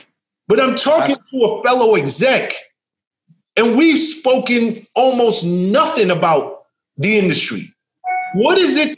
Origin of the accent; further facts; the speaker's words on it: New York City, New York, United States; I'm from the South Bronx just like you.